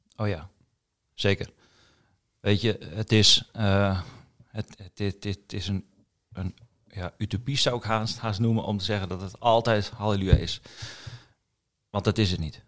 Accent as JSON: {"language": "Dutch", "town": "Assen", "region": "Drenthe", "country": "Netherlands", "tie": "born or raised there", "also_born_or_lived": "Kampen", "moved": "as an adult", "said": "ik ben eh, geboren in Assen. 24 oktober 1975."}